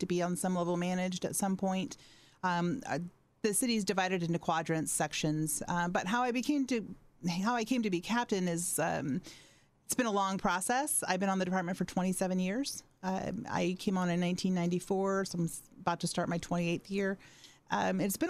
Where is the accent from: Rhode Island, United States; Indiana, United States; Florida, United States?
Indiana, United States; Fort Wayne; I am from Fort Wayne